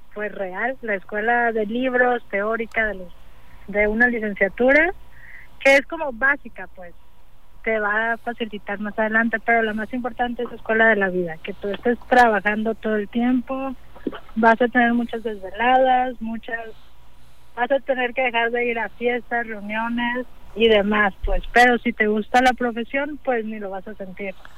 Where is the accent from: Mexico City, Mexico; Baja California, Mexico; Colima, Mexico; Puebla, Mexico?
Colima, Mexico; Manzanillo; yo soy de Manzanillo, aquí, bueno, yo nací en Colima, pero toda mi vida prácticamente he vivido en Manzanillo.